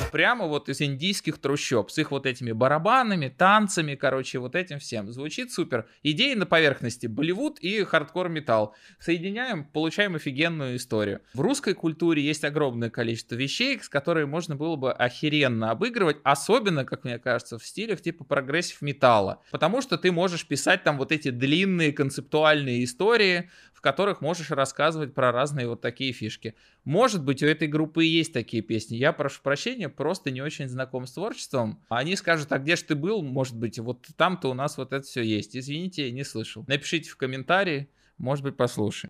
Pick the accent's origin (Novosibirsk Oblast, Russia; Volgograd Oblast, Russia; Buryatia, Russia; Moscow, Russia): Moscow, Russia; Я всю жизнь живу в Москве, а, родился и вырос в Москве.